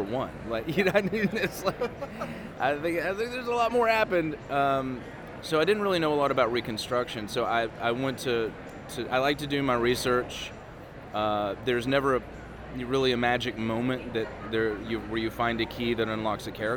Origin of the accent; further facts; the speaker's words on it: Tennessee, United States; I grew up in Tennessee